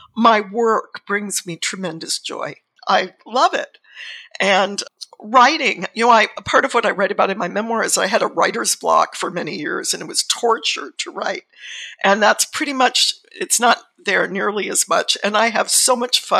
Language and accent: English; Southern California, United States; now in Sonoma County, United States; I was born and lived my early years in Southern California